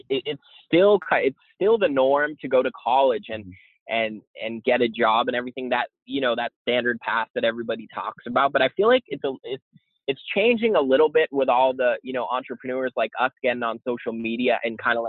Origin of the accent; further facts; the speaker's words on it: Boston, Massachusetts, United States; moved away; I'm actually from Boston originally